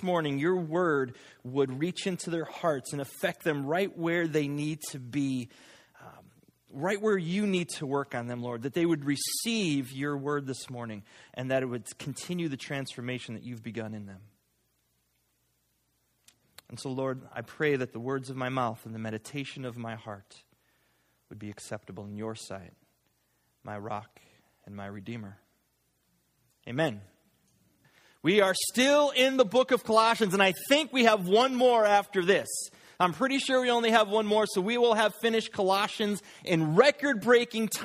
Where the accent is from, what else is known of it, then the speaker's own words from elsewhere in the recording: United States; we, as an American Christian culture